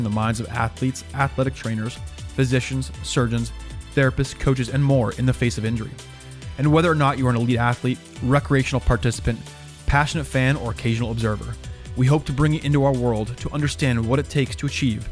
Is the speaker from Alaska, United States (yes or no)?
no; Colorado, United States; I grew up in Colorado